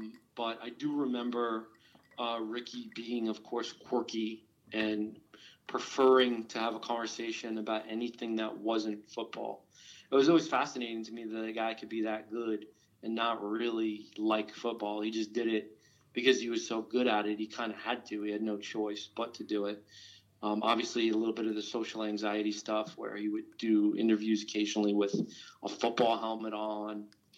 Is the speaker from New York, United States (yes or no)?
yes; New York, United States; Now, I grew up in New York